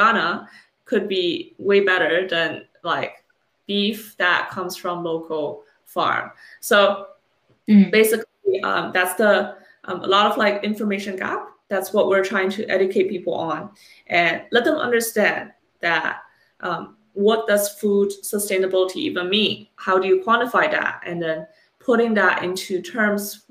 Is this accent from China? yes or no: yes; China; moved away; I was born and raised in China for a number of years